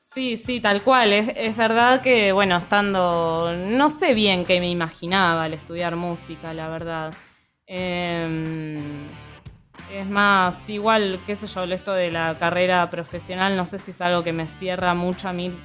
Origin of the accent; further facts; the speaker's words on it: Neuquén, Argentina; moved away as an adult; also born or lived in La Plata; now in Buenos Aires, Argentina; soy de Neuquén y ahora estoy viviendo en Buenos Aires